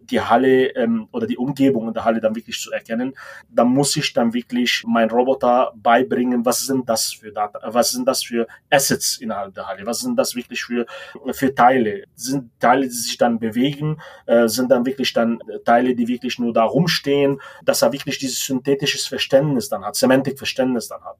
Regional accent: Lebanon; moved away as an adult; also born or lived in Munich, Germany / Spartanburg, United States; now in Germany; Ich komme ursprünglich aus dem Libanon, bin mit 18 Jahren sozusagen nach Deutschland gekommen, um hier mein Studium zu verfolgen

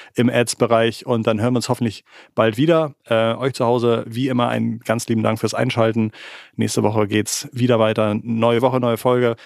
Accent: Hamburg, Germany; als Hamburger

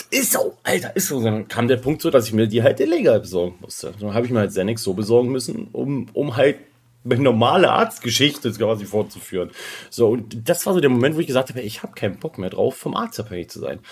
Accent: Kassel, Hesse, Germany; now in Switzerland; bei uns in Kassel, wo ich ursprünglich herkomme

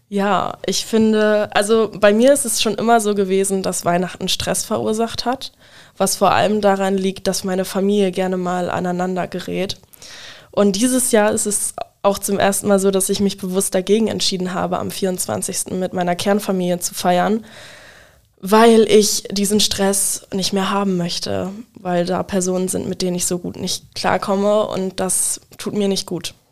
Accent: Wildeshausen, Lower Saxony, Germany; moved away as an adult; now in Bremen, Germany; ich komme äh, aus Wildeshausen ursprünglich, wohne aber mittlerweile in Bremen

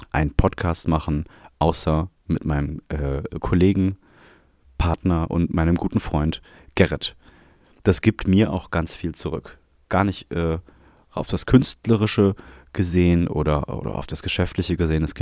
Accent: Vienna, Austria; accent: Viennese; Wauni jetzt an einfach in mein Wiener Dialekt wechsel

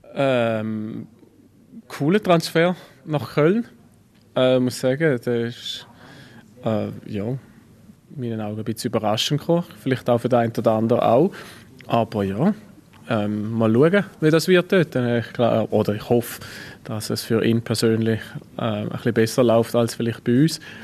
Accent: Frauenfeld, Thurgau, Switzerland; moved away as an adult; now in Basel, Switzerland; dass meine Heimat halt äh, ja, Frauenfeld ist

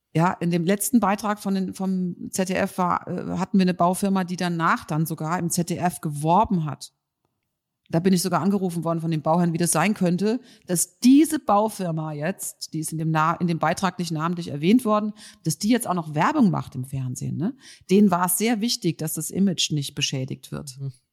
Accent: Mainz, Rhineland-Palatinate, Germany; Ich komme ja aus Mainz

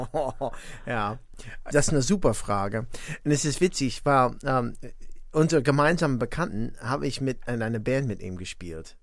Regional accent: near Gary, Indiana, United States; German is a second language; also born or lived in Valparaiso, Indiana / Greater Chicago; now in Bonn, Germany; ich bin tatsächlich äh, neben Gary, Indiana groß geworden

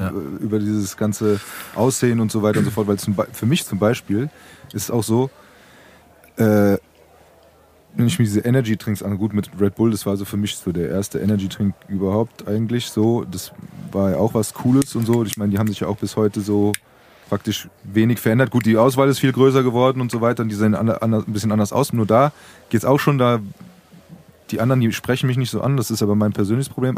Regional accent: Frankfurt, Hesse, Germany; Ich bin Frankfurter Wupp, ich trinke meinen Äpfel, äh, Äpfelwein, meinen Apfelwein, ja. meinen Äppler

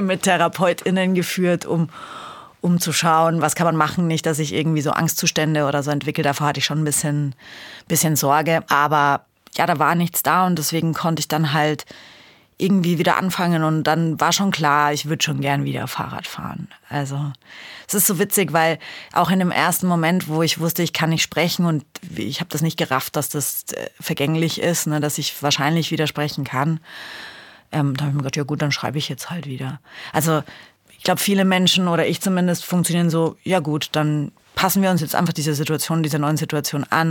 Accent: Bamberg, Bavaria, Germany; moved away; ich komme ja eigentlich aus Bamberg und habe da auch da früher angefangen mit Mountainbiken

